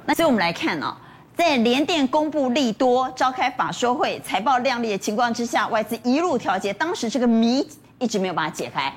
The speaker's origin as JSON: {"language": "Chinese", "country": "Taiwan", "said": "我们台湾人退出之后"}